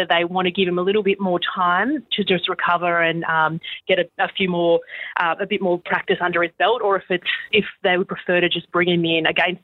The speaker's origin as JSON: {"language": "English", "town": "Mackay", "region": "Queensland", "country": "Australia", "tie": "born or raised there", "said": "I was born in Mackay"}